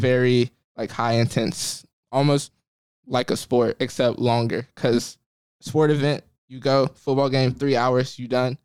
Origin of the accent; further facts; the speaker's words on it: Jackson, Mississippi, United States; moved away as an adult; now in Cambridge, United States; I'm from Mississippi